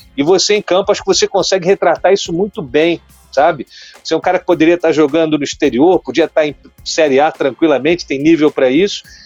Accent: Petrópolis, Rio de Janeiro, Brazil; Serrano, lá de Petrópolis, minha terra

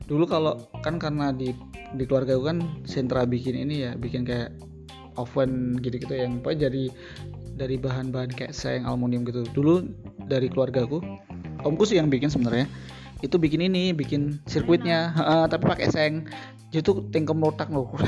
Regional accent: Semanggi, Indonesia; jadi kalau di di kampungku di Semanggi itu ada satu nama toko namanya toko maju

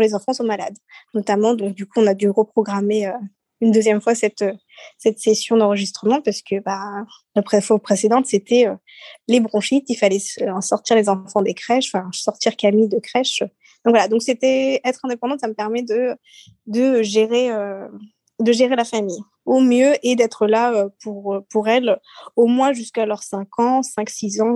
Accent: Seychelles; now in France; je suis née aux Seychelles

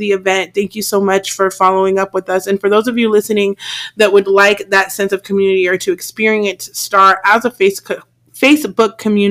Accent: California, United States; I'm from California

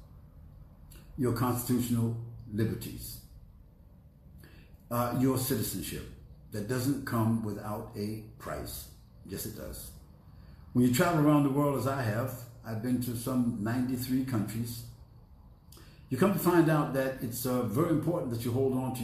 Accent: United States; coming back to my country is a privilege that goes with American citizenship

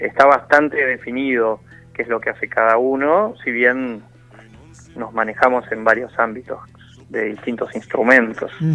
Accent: Buenos Aires, Argentina; somos todos porteños

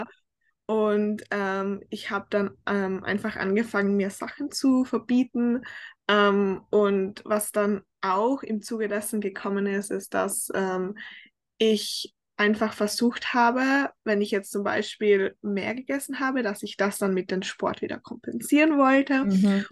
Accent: Tyrol, Austria; accent: Tyrolean dialect; moved away as an adult; now in United States; ich komme ursprünglich aus Österreich, also aus Tirol. Ich habe eigentlich einen sehr starken Dialekt

